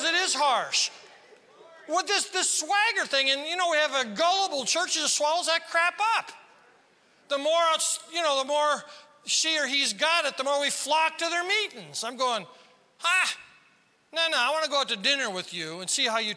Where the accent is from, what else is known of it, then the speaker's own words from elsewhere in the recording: South Dakota, United States; I'm from South Dakota.